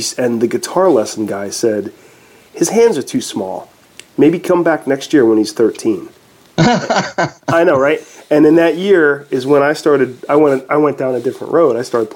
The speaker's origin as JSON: {"language": "English", "region": "East Coast", "country": "United States", "said": "I'm from the East Coast"}